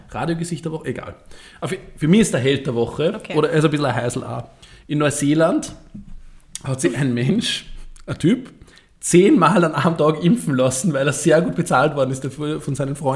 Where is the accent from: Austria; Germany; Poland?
Austria; Upper Austria; Wir, wir haben sogar mal ähm, einen, einen, Müllcontainer in Brand gesetzt ähm, bei uns zu Hause in Oberösterreich